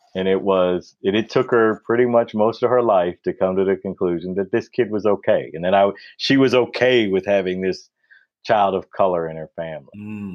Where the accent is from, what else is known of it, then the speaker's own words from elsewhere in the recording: Detroit, Michigan, United States; there are these white kids that are growing up in Detroit, which is a predominantly black city. Mm-hmm. And then all the grade school, the grade school and high school that we went to, they are the minorities.